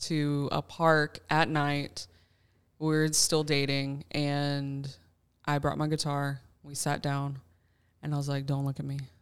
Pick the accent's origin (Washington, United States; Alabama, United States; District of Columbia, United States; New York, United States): Alabama, United States; moved away as an adult; also born or lived in North Carolina / Tulsa, Oklahoma; now in Kansas City, United States; I was raised in Alabama